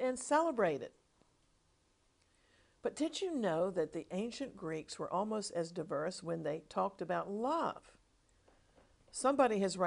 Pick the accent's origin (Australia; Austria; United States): United States; When I was growing up in America